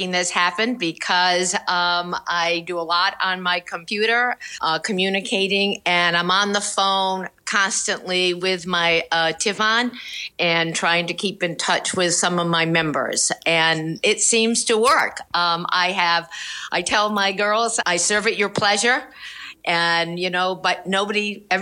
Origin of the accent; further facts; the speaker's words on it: Rhode Island, United States; moved away as an adult; also born or lived in Providence, Rhode Island; now in California, United States; I lived in Rhode Island my whole life until I was married